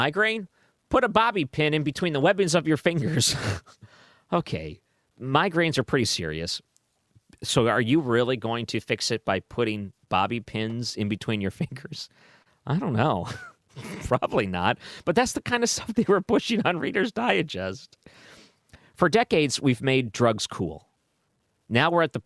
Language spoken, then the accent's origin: English; Detroit, Michigan, United States; moved away; when I grew up in Detroit